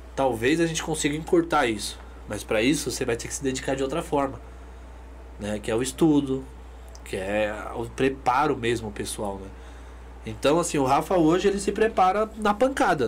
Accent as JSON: {"language": "Portuguese", "country": "Brazil", "said": "a gente é brasileiro"}